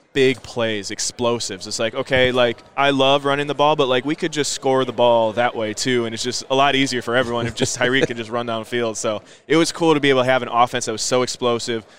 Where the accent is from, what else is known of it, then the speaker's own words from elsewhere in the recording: Green Bay, Wisconsin, United States; moved away; growing up in Green Bay